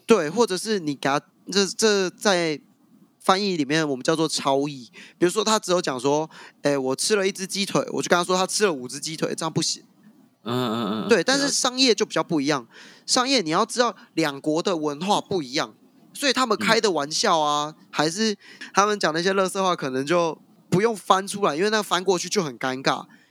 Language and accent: Chinese; southern Taiwan, Taiwan; 我本身是南部人